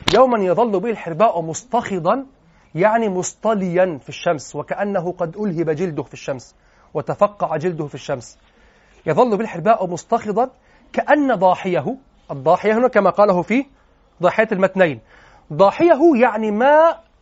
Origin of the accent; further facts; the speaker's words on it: Egypt; واحنا عندنا في مصر